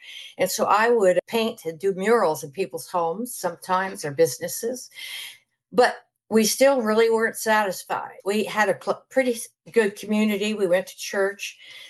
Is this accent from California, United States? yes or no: yes; San Francisco Bay Area, California, United States; moved away as an adult; now in Texas Hill Country, United States; I was born and raised in the San Francisco Bay Area. And my background, I'm a Croatian 100%. And my family, immigrant family, 100%. My grandparents, they all came from Croatia, different parts, but still. And that's where I was raised